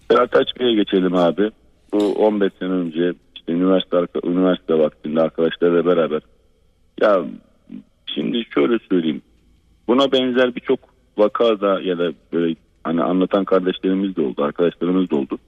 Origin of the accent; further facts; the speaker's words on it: Black Sea Region, Turkey; bizim Karadeniz'de